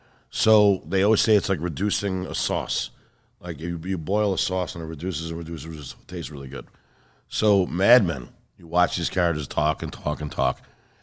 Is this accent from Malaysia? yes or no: no; New York, United States; But really, I'm a New Yorker.